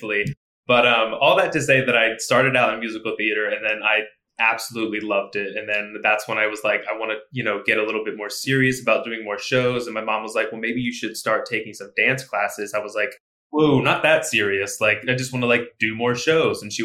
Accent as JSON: {"language": "English", "town": "Elizabethtown", "region": "Pennsylvania", "country": "United States", "tie": "born or raised there", "said": "my hometown is Elizabethtown, Pennsylvania"}